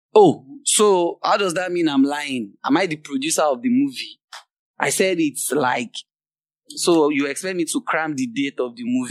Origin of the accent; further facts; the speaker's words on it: Nigeria; I'm from Nigeria